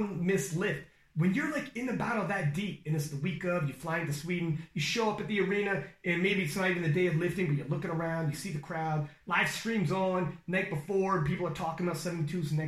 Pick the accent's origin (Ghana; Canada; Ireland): Canada; I'm Canadian